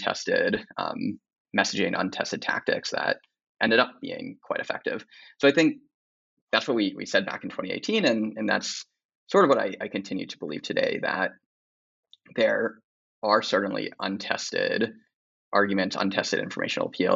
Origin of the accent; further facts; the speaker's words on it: Pennsylvania, United States; moved away; I grew up in Pennsylvania